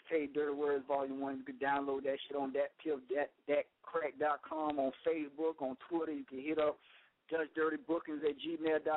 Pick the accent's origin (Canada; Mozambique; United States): United States; Florida; I'm from Florida